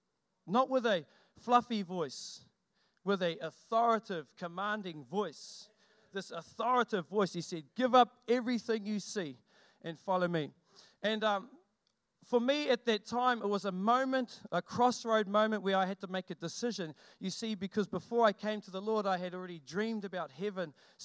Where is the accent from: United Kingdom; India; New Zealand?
New Zealand; Ngāti Whātua Te Uri o Hau, Northland; I come from Ngāti Whātua Te Uriahau, which is the next tribe down. We start from Auckland